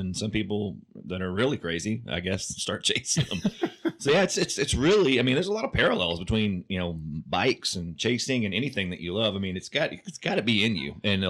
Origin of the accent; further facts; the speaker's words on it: Oklahoma, United States; I grew up in Oklahoma.